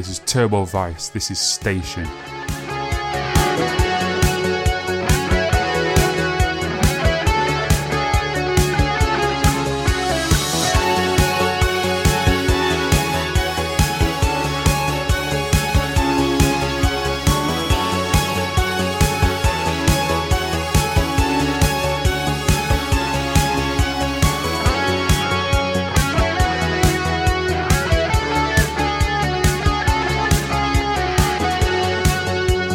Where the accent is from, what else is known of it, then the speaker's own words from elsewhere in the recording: Sheffield, Yorkshire and the Humber, United Kingdom; my hometown of Sheffield